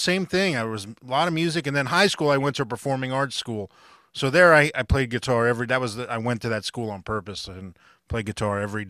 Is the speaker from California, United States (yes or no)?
no; Fort Lauderdale, Florida, United States; I grew up in South Florida, Fort Lauderdale, you know, down in Miami